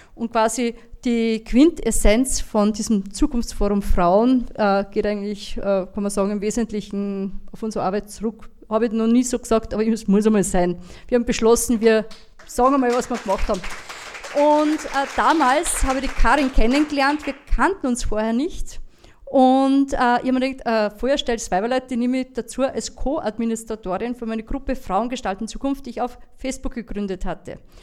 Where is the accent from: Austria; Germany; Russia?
Austria; Linz, Upper Austria; ich, bin Linzerin